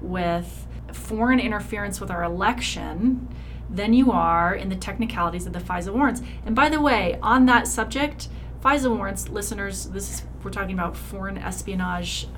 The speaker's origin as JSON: {"language": "English", "country": "United States", "said": "as an American"}